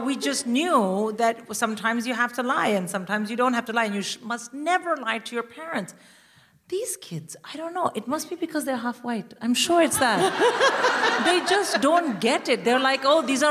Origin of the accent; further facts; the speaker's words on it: India; I, as an Indian mother